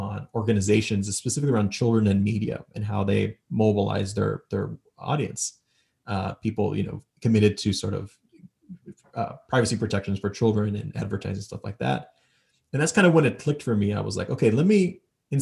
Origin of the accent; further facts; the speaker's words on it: El Paso, Texas, United States; I grew up in El Paso